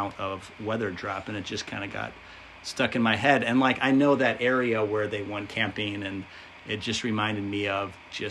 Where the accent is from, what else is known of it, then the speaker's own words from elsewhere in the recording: United States; as an American